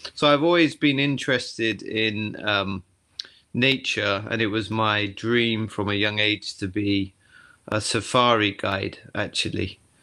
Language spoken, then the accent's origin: English; the Cotswolds, South West England, United Kingdom; moved away as an adult; now in Tottori, Japan; I'm from the Cotswolds in England, so I was a, you know, I've always been a country boy